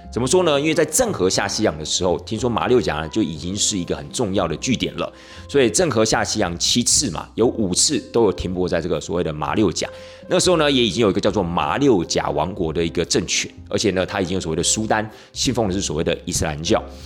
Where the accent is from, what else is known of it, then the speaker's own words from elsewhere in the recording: Taiwan; 我们台湾人有时候过年的时候要吃那个什么， 呃，年糕啊， 步步高升啊